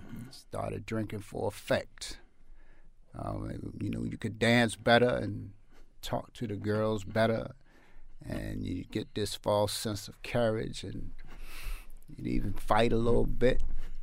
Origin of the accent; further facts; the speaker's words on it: Baltimore, Maryland, United States; I grew up in East Baltimore. I am the second of six children. And we lived in the projects.